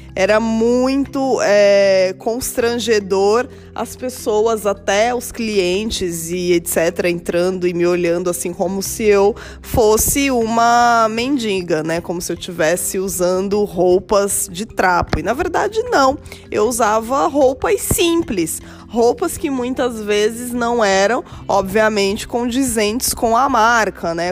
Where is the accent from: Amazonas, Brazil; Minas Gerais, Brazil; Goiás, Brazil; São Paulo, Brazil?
São Paulo, Brazil; Eu nasci num bairro periférico da cidade de São Paulo